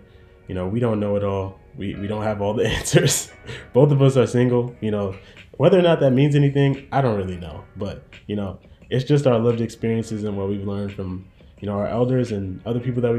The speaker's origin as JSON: {"language": "English", "town": "Jacksonville", "region": "Florida", "country": "United States", "also_born_or_lived": "Jamaica / Bronx / New Rochelle / Connecticut", "said": "just like I said before. I'm from Jacksonville, Florida, but I've lived all over the place from Jamaica to the Bronx to New Rochelle, all the way to Connecticut."}